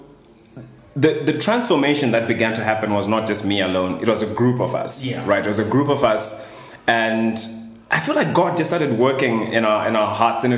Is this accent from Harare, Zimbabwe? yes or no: yes; Harare, Zimbabwe; I grew up in Glenora, high density area in Harare